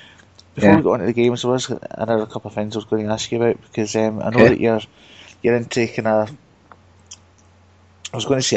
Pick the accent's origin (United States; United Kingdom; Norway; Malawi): United Kingdom; Blantyre, Scotland; accent: Glasgow; I'm from Blantyre, which is just 9 miles out of Glasgow. Outside Glasgow.